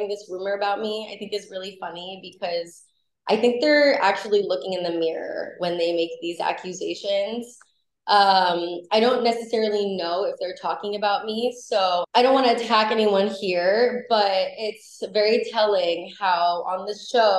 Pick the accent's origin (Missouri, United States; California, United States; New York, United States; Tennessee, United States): California, United States; Los Angeles; I was born and raised in Los Angeles. I was born on Sunset Boulevard on in Hollywood.